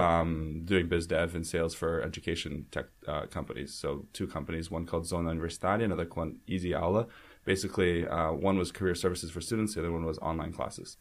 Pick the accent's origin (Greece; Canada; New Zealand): Canada; Vancouver, British Columbia; also born or lived in Russia / United States / Rio de Janeiro, Brazil; I grew up here in Vancouver